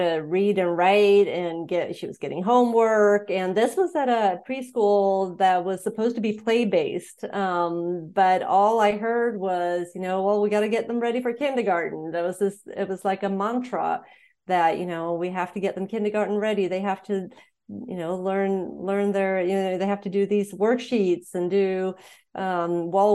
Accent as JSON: {"language": "English", "country": "Sweden", "tie": "born or raised there", "also_born_or_lived": "Montana, United States / Indiana, United States", "moved": "as an adult", "lives_now": "United States", "said": "I was born and raised in Sweden, and then I moved to the U.S. when I was in my 20s"}